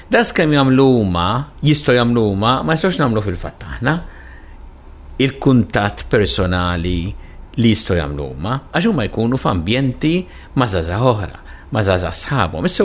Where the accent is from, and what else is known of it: Malta